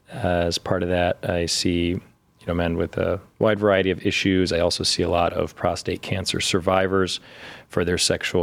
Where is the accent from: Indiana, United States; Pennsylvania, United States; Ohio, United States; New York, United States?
Ohio, United States; Cleveland; also born or lived in Toledo / Chicago; So I grew up here in Cleveland